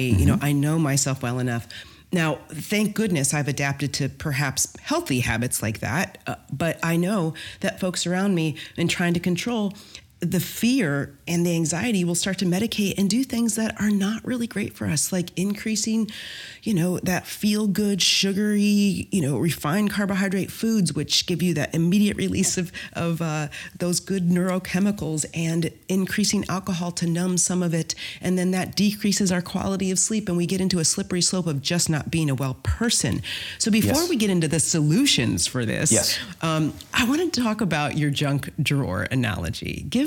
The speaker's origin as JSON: {"language": "English", "region": "Midwest", "country": "United States", "said": "I'm from the Midwest. Of course I have."}